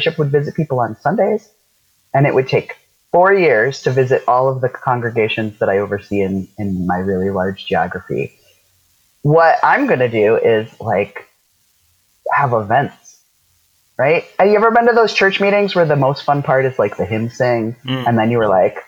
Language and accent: English; South Dakota, United States; where I grew up in South Dakota